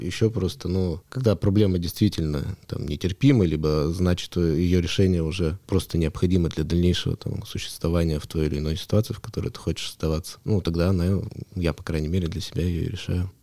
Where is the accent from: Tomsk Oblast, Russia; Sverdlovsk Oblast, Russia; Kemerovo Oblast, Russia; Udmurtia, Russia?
Sverdlovsk Oblast, Russia; Yekaterinburg; Я родился в Екатеринбурге, ну, тогда я еще в Свердловске, вырос в Свердловске.